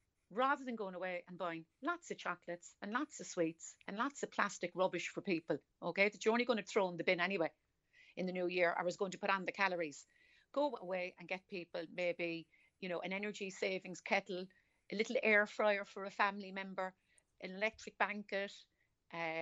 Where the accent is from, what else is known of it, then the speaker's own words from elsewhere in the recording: Cork, Munster, Ireland; accent: Cork; I'm from Cork City.